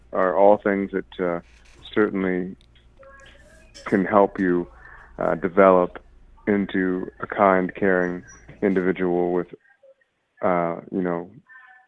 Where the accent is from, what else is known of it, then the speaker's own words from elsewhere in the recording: Toronto, Ontario, Canada; I'm from Toronto, Canada